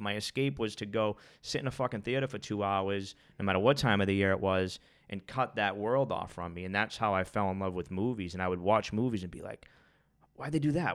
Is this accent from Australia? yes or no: no; Boston, Massachusetts, United States; I grew up in Charlestown and it was like chaos in my life. I grew up on the projects